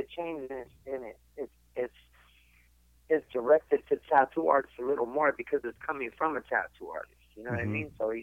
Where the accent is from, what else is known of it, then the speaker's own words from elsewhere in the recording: San Diego, California, United States; I'm from San Diego